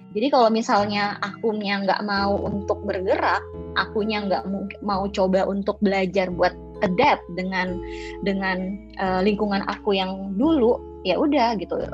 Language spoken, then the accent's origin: Indonesian; South Sulawesi, Indonesia; now in Jakarta, Indonesia; aku tuh uh, dari Pulau Sulawesi, tepatnya di Sulawesi Selatan